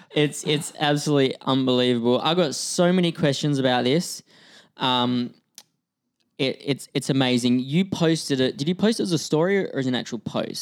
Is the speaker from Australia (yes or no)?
yes; Australia; moved away as an adult; now in Vancouver, Canada; my accent, 'cause I'm, I'm from Australia, but I've lived in Vancouver for six years